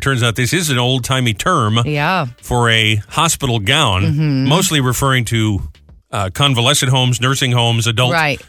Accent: New England, United States; moved away; since I grew up in New England

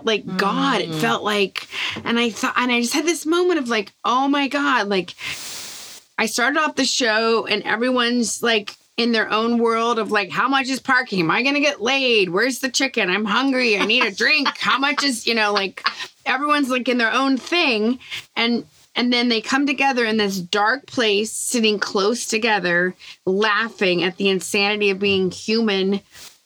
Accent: the South, United States; growing up in the South

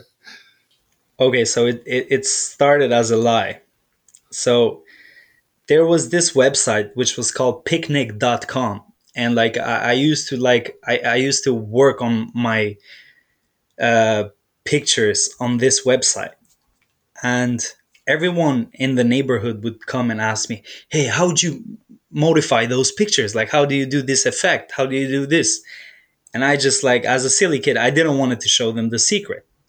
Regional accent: Dublin, Leinster, Ireland; also born or lived in Albania; I'm from originally from Albania, but like I grew up in Ireland, Dublin, Ireland

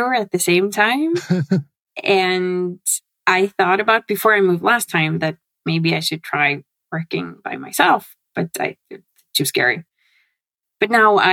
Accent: Norway; I come from Norway

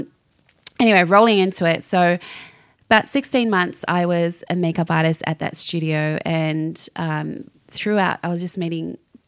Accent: New Zealand; I'm from New Zealand, so I'm a little Māori girl

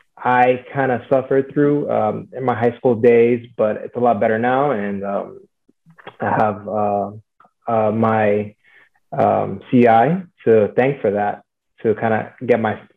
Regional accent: Miami, Florida, United States; I grew up in Miami.

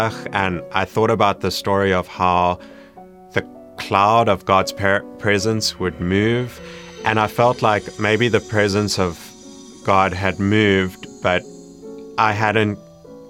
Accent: Johannesburg, Gauteng, South Africa; I grew up in Johannesburg, South Africa.

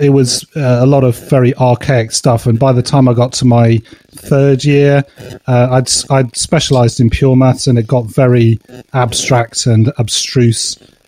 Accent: Cheltenham, South West England, United Kingdom; No, I grew up in Cheltenham, which is a small town just south of Birmingham.

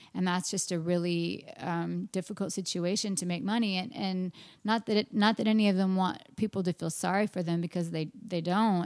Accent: Austin, Texas, United States; my hometown

